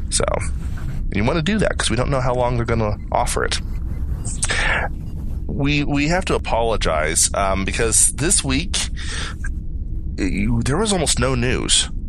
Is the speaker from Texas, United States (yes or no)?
yes; Texas, United States; Um, uh, I'm from Texas.